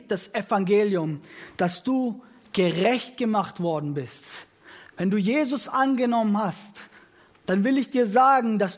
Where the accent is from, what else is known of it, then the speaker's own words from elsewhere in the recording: Italy; Ich bin in ein italienisches Elternhaus aufgewachsen, selbst bin Italiener